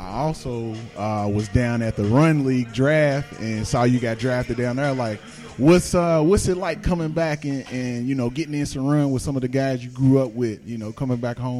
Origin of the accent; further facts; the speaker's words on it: Shelbyville, United States; I'm from Shelbyville. My family's from Shelbyville.